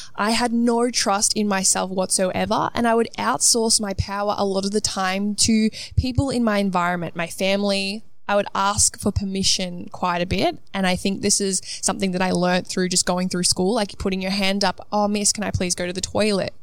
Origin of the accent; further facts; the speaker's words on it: Melbourne, Victoria, Australia; moved away as an adult; also born or lived in Gold Coast; now in London, United Kingdom; I grew up in Melbourne, moved to the Gold Coast for two years spontaneously, and then now have moved myself from the Gold Coast to London